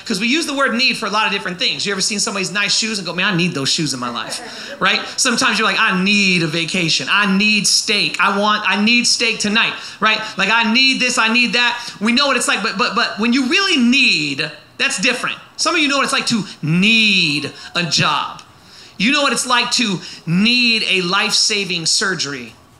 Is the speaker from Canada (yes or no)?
no; Oakland, California, United States; now in Southern California, United States; I was born and raised in the Bay Area of East Bay of San Francisco, okay, area like real close to Oakland. And so today you might notice that. I don't live there anymore. I live in Southern California now. I left Oakland, but there's a part of Oakland that has never left me